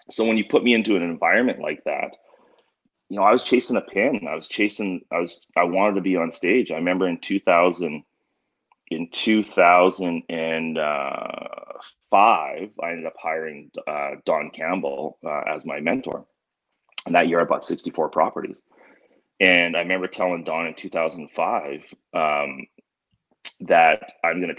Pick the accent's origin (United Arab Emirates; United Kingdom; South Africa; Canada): Canada; growing up in Canada.